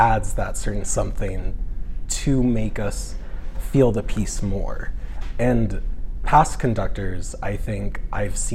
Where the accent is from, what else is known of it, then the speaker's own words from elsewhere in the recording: Fort Worth, Texas, United States; moved away as an adult; I am actually from Fort Worth, Texas. So I came up here to study music composition